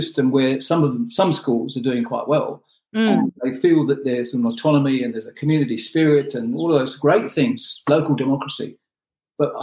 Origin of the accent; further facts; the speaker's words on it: Pakistan; moved away as an adult; also born or lived in New Zealand / Cook Islands; now in New Plymouth, New Zealand; I was born in Pakistan. I came to New Zealand as an adult.